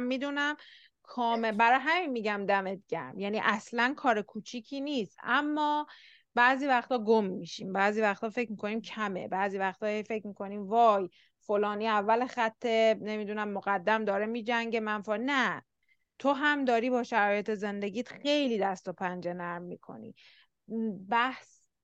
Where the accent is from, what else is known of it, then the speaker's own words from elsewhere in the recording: Iran; ما ایرانی هستیم